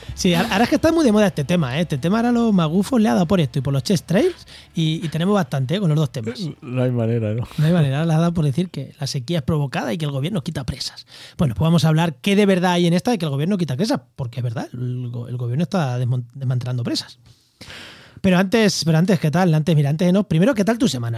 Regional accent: Albacete, Castilla-La Mancha, Spain; moved away; also born or lived in Jaén; en Albacete, en mi tierra

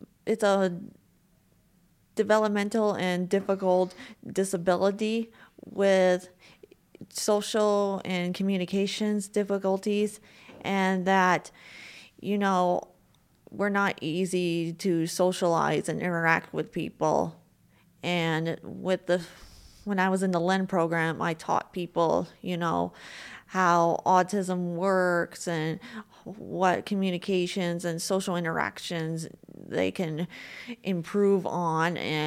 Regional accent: Juneau, Alaska, United States; also born or lived in Seattle, United States; Well, I was born in Seattle, Washington, but then I moved to Juneau, Alaska when I was 4 years old. And so I spent 23 years there.

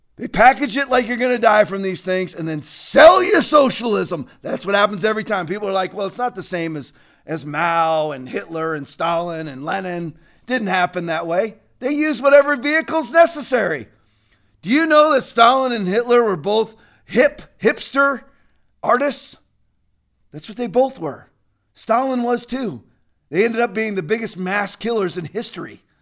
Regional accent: New York, United States; In my home state of New York

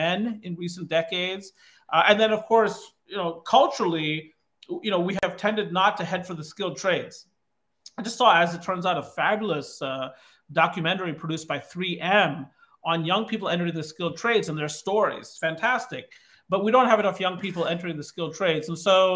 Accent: Kankakee County, Illinois, United States; now in Baltimore, United States; I grew up in Kankakee County, Illinois, where the unemployment rate in the early 1980s was above 20%.

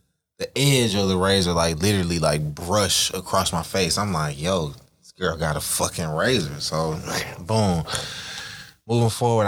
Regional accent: Flat Shoals, Georgia, United States; Now I'm from Flat Shows. I'm from the East.

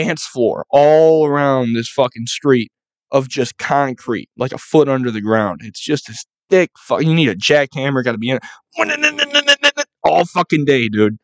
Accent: Buffalo, New York, United States; I'm from Buffalo.

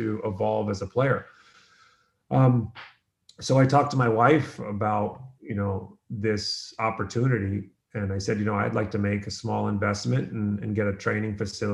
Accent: United States; also born or lived in Ireland; I was a kid born in Ireland who moved to America

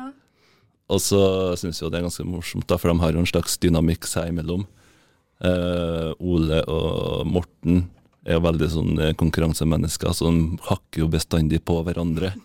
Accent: Klæbu, Trøndelag, Norway; jeg kommer jo fra Klæbu egentlig

